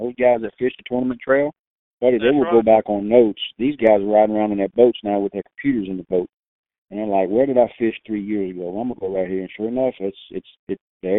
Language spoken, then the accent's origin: English; South Louisiana, United States; I loved calling ducks growing up in South Louisiana.